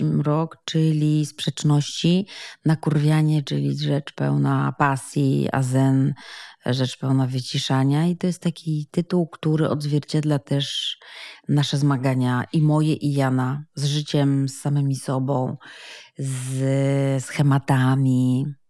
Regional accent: Poland; wszyscy w Polsce, albo bardzo duża nas część jesteśmy ochrzczeni, wyrośliśmy przynajmniej w dużej bliskości z katolickim kościołem

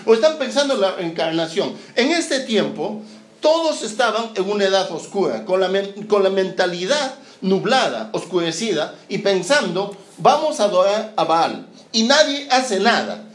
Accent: Peru; now in Santiago, Chile; yo no soy chileno. bueno, sí soy chileno. Lo que pasa es que nací en Perú.

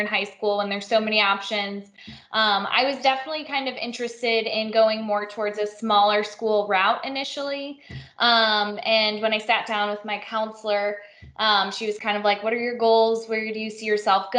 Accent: Illinois, United States; moved away as an adult; also born or lived in Missouri; I grew up in Illinois

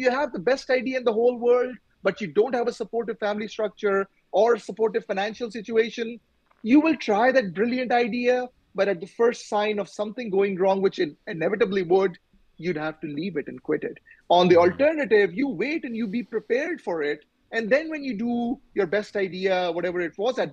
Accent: Pakistan; moved away; I'm from Pakistan originally

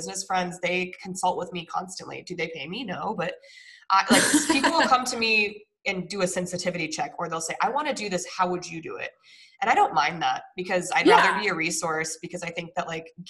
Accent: Colorado, United States; moved away; I'm originally from Colorado.

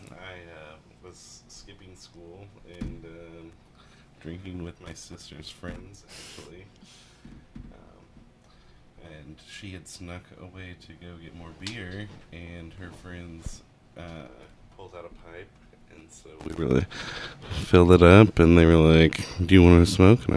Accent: Tulsa, Oklahoma, United States; I'm from Tulsa. Born and raised, been here pretty much my whole life.

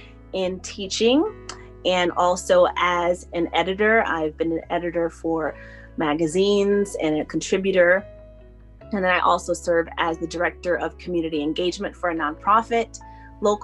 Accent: La Vista, Nebraska, United States; also born or lived in Minot, North Dakota / Tulsa, Oklahoma; I'm from Nebraska, born in Minot, been in Nebraska since I was one

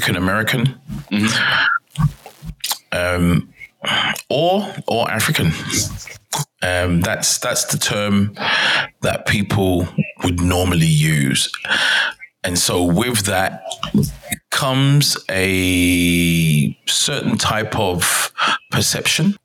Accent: London, United Kingdom; now in Denmark; I am from London, England, but right now residing in Denmark.

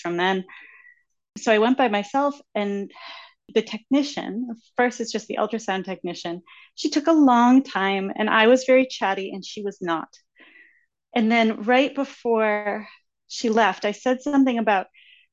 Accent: Massachusetts, United States; I am from Massachusetts

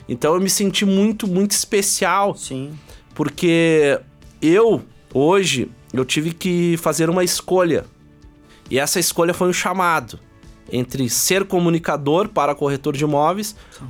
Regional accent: Porto Alegre, Rio Grande do Sul, Brazil; a gente veio de Porto Alegre

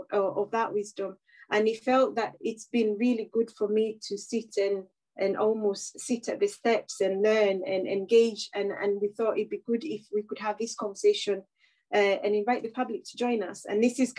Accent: Kenya; moved away as an adult; now in United Kingdom; as a person who was born and bred in Kenya and I spent half of my life in the UK

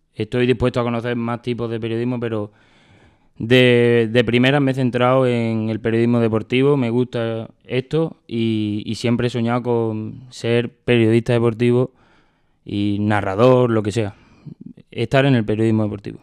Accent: Badajoz, Extremadura, Spain; Badajoz porque para mí es algo que me gusta y es, de donde soy

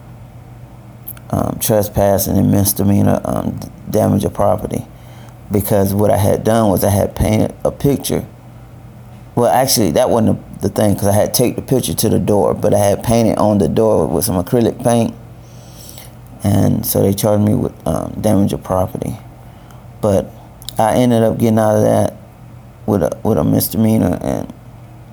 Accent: Valdosta, Georgia, United States; moved away as an adult; now in Richmond; I'm from Valdosta, Georgia. I now live in Richmond

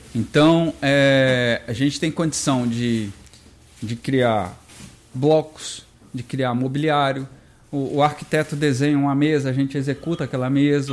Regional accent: Brasília, Federal District, Brazil; Eu sou de Brasília e, e a gente desenvolve esse trabalho a partir de lá

